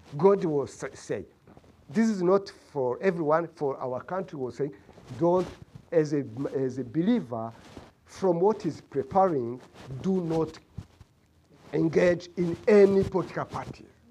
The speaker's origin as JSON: {"language": "English", "country": "Rwanda", "moved": "as an adult", "lives_now": "United States", "said": "I am from Rwanda."}